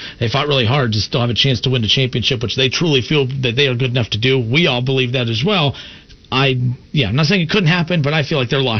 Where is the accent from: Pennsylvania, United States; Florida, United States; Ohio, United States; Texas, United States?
Texas, United States; El Paso; moved away; I lived in Texas, man. I'm from El Paso.